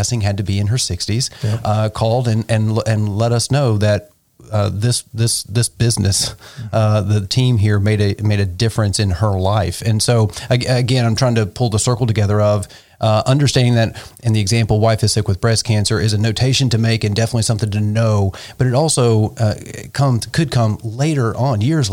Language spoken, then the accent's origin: English; the South, United States; now in Nashville, United States; growing up in the South